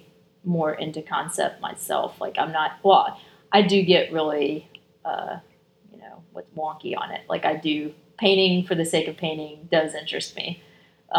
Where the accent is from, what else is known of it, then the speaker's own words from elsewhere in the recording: South Georgia, United States; also born or lived in Albany, Georgia; I grew up in South Georgia